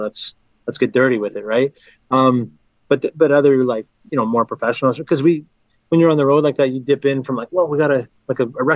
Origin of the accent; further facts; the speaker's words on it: Flin Flon, Manitoba, Canada; moved away; also born or lived in Minnesota / Winnipeg; I'm from Minnesota, but I grew up in Flin Flon